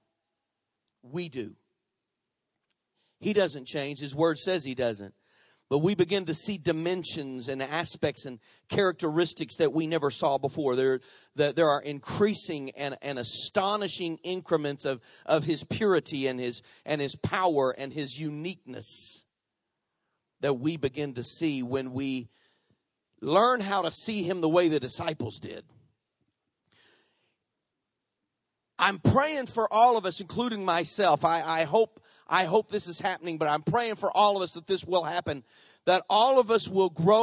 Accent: United States; we Americans

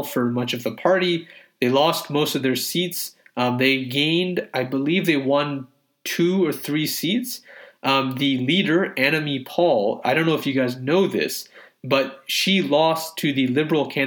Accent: Canada; a Canadian Muslim

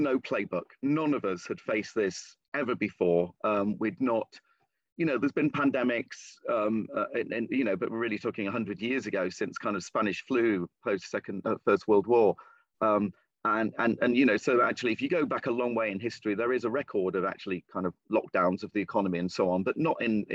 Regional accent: Lincolnshire, East Midlands, United Kingdom; moved away; I'm originally from the East Midlands, this is in the West Midlands, but it's the kind of small town and rural area, not dissimilar in many ways from the area that I was born and raised in, Lincolnshire

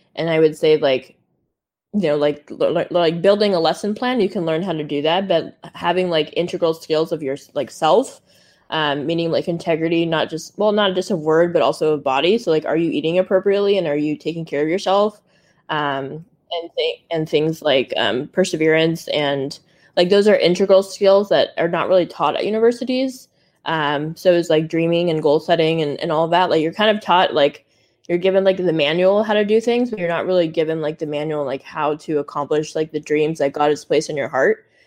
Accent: Silicon Valley, California, United States; I grew up in Silicon Valley

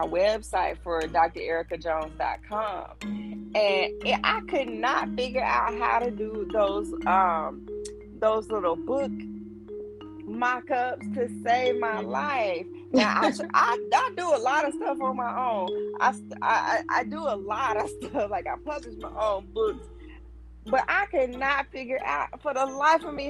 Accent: Dothan, Alabama, United States; I come from Dothan, Alabama

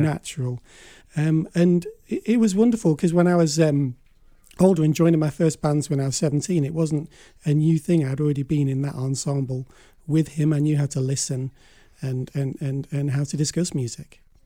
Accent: Blackpool, North West England, United Kingdom; Blackpool, my hometown

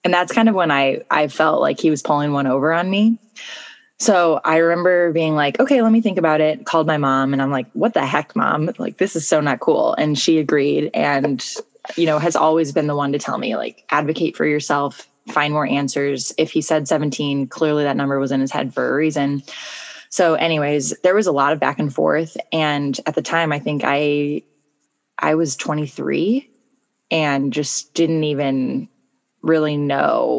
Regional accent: St. Louis, Missouri, United States; moved away as an adult; also born or lived in North Carolina / Spain / Argentina; I grew up in St. Louis and I moved away for college

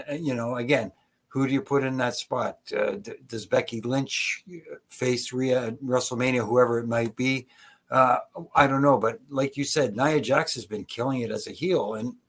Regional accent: Toronto, Ontario, Canada; here in Toronto, in my hometown.

